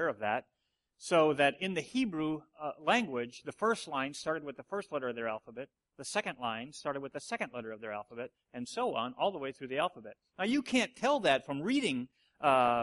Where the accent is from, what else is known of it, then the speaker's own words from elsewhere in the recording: Watertown, United States; We grew up in the Watertown church, and it's like 30 people